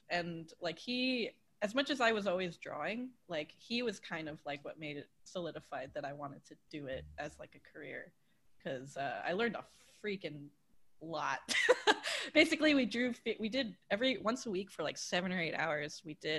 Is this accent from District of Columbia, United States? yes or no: no; Long Island, New York, United States; but I'm like, yeah, so I'm from Long Island. For anyone who doesn't know, that's where the Jersey Shore people are actually from.